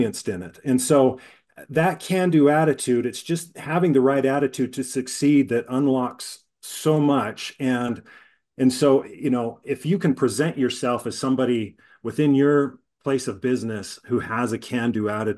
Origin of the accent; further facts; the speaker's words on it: Utah, United States; I'm born and raised in Utah